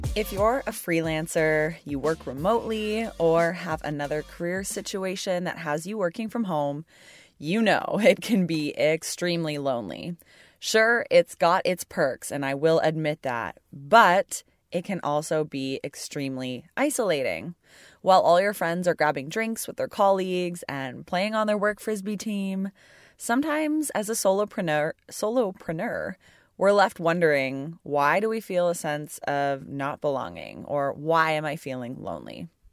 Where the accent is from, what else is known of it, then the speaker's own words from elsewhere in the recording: Burlington, Ontario, Canada; Burlington, Ontario